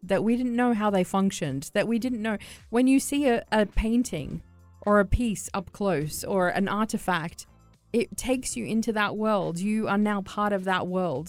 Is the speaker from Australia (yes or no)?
yes; Australia; now in United Arab Emirates; as an Aussie